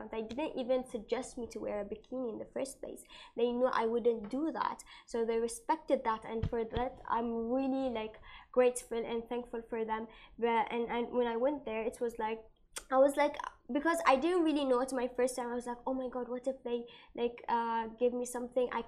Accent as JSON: {"language": "English", "country": "Bahrain", "said": "I'm from Bahrain and I'm from a, a, Muslim background."}